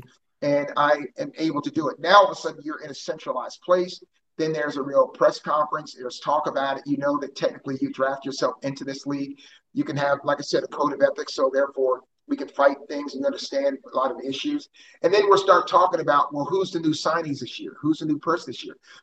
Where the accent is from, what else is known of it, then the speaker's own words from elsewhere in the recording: New Jersey, United States; moved away as an adult; now in Houston, United States; I grew up in South Jersey, so I'm a Philly and Houston fan. I mean, I grew up there in my parents' house, and I became an adult here in my own house.